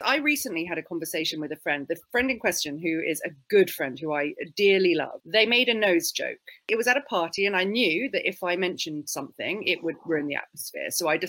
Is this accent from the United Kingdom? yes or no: yes; United Kingdom; So I'm mostly British in that I'm quite shy, I'm quite awkward, and I don't like being confrontational. None of that is very Jewish.